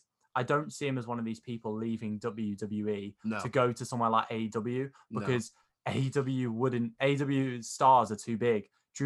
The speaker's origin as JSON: {"language": "English", "country": "United Kingdom", "said": "We're British. We are British, Tom."}